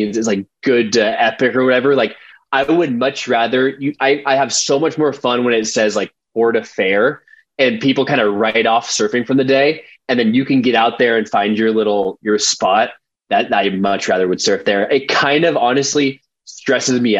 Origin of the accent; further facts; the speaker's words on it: Costa Mesa, California, United States; I grew up in Costa Mesa, which is like kind of right by, so our closest beach is Newport Beach